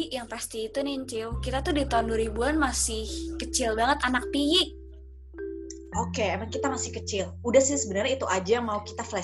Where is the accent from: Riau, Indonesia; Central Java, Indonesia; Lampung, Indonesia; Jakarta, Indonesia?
Jakarta, Indonesia; Cipete; dulu masa kecil kita itu tinggal di daerah Cipete